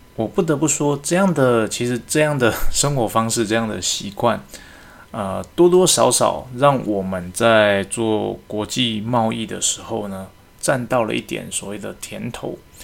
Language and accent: Chinese; Taiwan; 我们是华人嘛，那我们台湾人